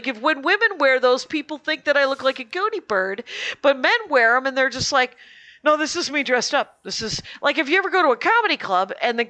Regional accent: Wisconsin, United States; we're from Wisconsin.

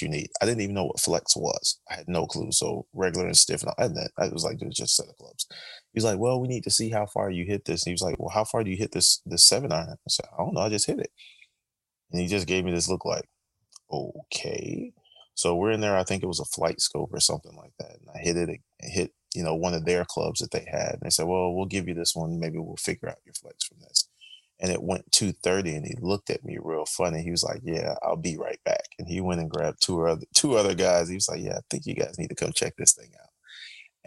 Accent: Orlando, Florida, United States; also born or lived in Tallahassee; I'm from Orlando

